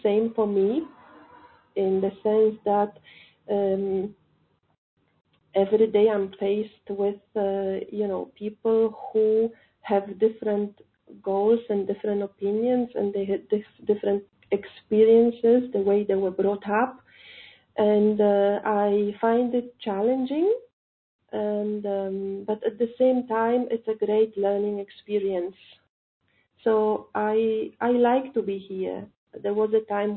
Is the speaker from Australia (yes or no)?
no; Poland; moved away as an adult; now in India; I'm calling from India, but actually I'm not Indian. I'm from Poland.